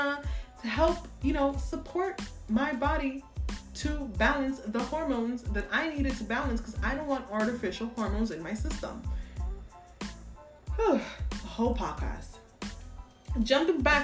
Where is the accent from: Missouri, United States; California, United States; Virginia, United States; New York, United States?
New York, United States; I'm from New York